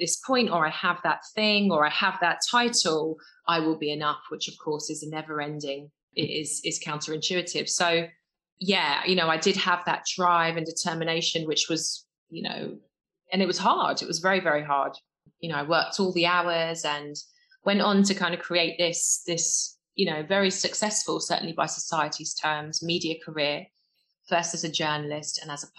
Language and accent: English; London, United Kingdom; I grew up in West London in a council estate with my mum and dad and my two brothers. Dad, Jamaican, came over in the Windrush years. Mum, English.